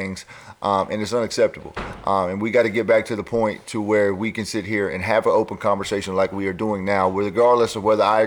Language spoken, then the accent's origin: English; Lancaster, South Carolina, United States; I grew up in Lancaster, South Carolina, which is predominantly a black area